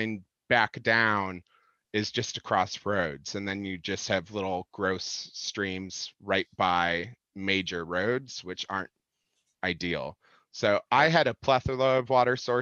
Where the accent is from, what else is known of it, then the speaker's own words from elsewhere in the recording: Illinois, United States; I grew up in Illinois